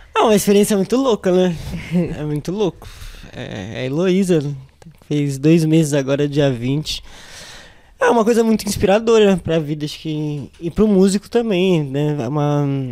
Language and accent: Portuguese; São Paulo, Brazil; also born or lived in Jardim Casablanca / Capão Redondo; eu sou nascido na Vila das Belezas, né, e aí conforme o tempo foi passando, eu fui vindo, fui vindo aqui mais para a região.